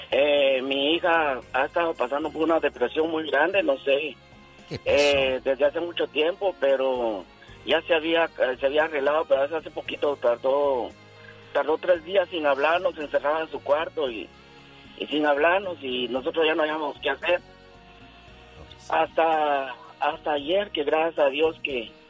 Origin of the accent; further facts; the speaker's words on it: Guatemala; yo soy de Guatemala, ayudo a mis padres desde que me vine.